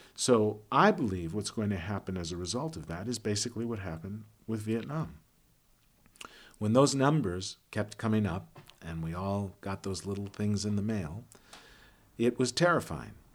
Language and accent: English; Chicago, Illinois, United States; I am from Chicago